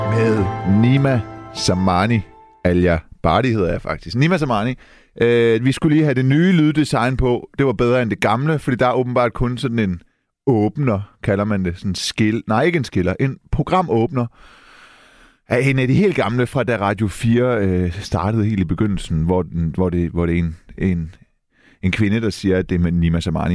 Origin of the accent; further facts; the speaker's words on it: Denmark; Jeg er dansk iraner. Jeg er født og opvokset i Danmark.